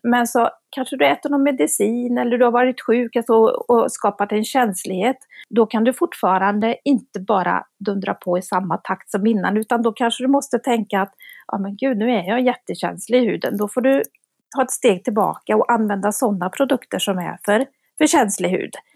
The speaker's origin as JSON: {"language": "Swedish", "region": "Värmland", "country": "Sweden", "moved": "yes", "lives_now": "Gothenburg, Sweden", "said": "jag är ju från Värmland också som du är. Men jag har ju bott i Göteborg."}